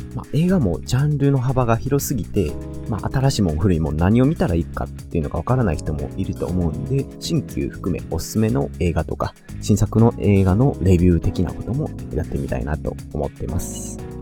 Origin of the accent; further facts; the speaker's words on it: Kansai, Japan; accent: Kansai dialect; 僕は関西生まれ関西育ちで二十数年以上ずっと関西にいます